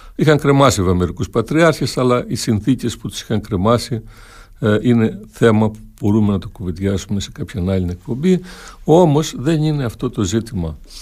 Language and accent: Greek; Viannos, Crete, Greece; στο χωριό μου στη Βιάνο, Πιτσιρίκη